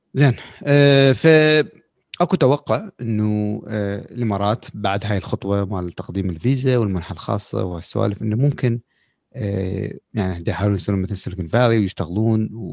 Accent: Iraq; احنا كشعب خلينا نقول بالعراق

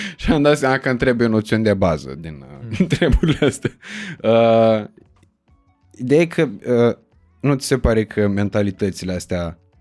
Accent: Iași, Iași County, Romania; eu sunt din Iași

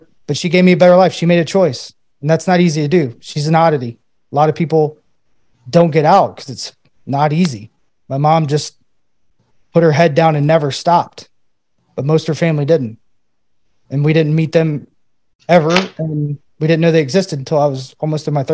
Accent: Knoxville, Tennessee, United States; moved away as an adult; also born or lived in Murfreesboro, Tennessee; now in Pittsburgh, United States; I moved away from my hometown in Knoxville, moved to Murfreesboro

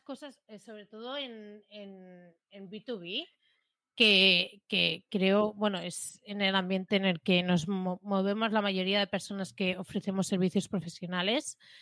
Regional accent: Catalonia, Spain; más siendo catalanas

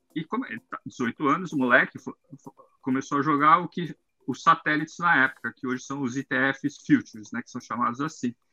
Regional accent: São Paulo, Brazil; eu sou de São Paulo lá

